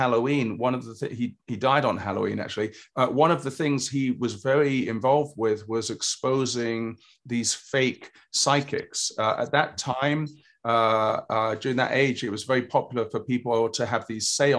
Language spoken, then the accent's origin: English; England, United Kingdom; moved away; I grew up in England